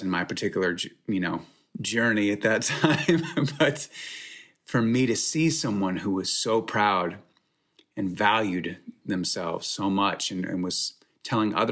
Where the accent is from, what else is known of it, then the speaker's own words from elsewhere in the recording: suburban Texas, United States; growing up in the Bible Belt in suburban Texas